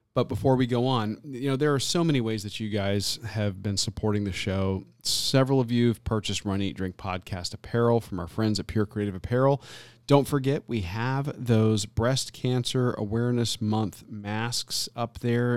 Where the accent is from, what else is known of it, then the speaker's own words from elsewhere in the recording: Tampa, Florida, United States; now in Southwest Florida, United States; my hometown